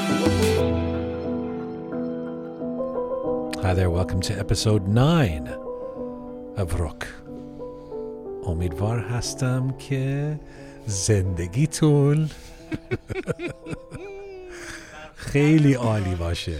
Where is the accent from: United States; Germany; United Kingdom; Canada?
Canada; as a Canadian, as somebody who has who played hockey for years as a kid